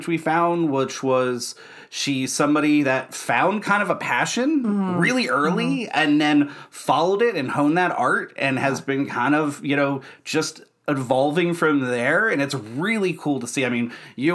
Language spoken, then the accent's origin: English; Pennsylvania, United States; we're from Pennsylvania